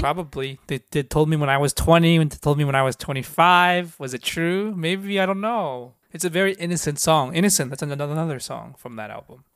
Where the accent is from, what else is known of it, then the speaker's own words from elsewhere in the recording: Seattle, Washington, United States; I grew up in Seattle